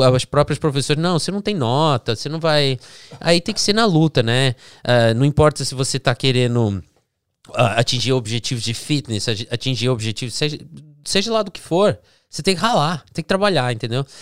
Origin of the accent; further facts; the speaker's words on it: Florida, United States; also born or lived in New Jersey, United States; nasci no Jersey. Aí de, depois Jersey. dos sete anos eu vim aqui pra, Flórida.